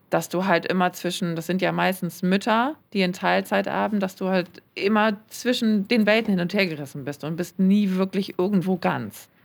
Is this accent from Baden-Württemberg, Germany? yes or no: no; Hamburg, Germany; ich bin ja Hamburgerin, die halt auch in Hamburg leben.